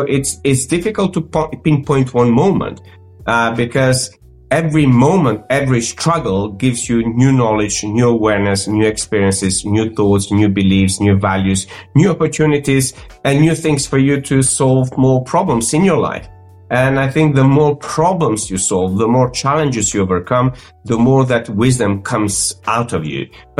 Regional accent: North Macedonia; English is a second language; moved away as an adult; also born or lived in Croatia / London; I grew up in North Macedonia, speaking multiple languages

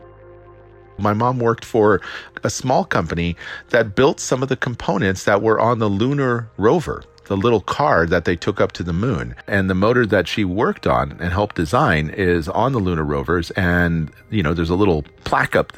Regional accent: Downey, California, United States; I grew up in Los Angeles in the 1970s and in a town called Downey, California

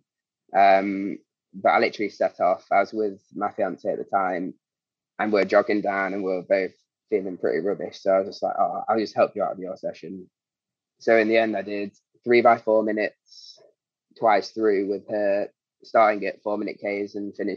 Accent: Derby, East Midlands, United Kingdom; moved away; had to drive down to Derby, which is my hometown

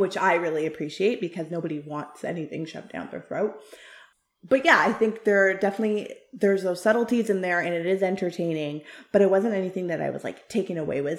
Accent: Canada; I am Canadian, but I am also of South Asian descent, and I really battled a lot with that as a, growing up as a kid

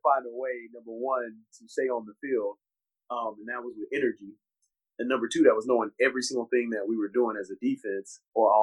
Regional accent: Houston, Texas, United States; being a Rockets fan growing up in Houston

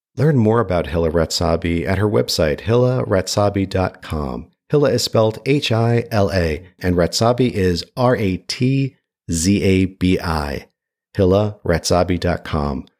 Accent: New York, United States; earlier in life as a New Yorker

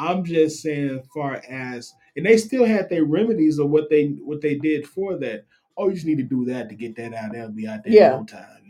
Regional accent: Mississippi, United States; I grew up in Mississippi

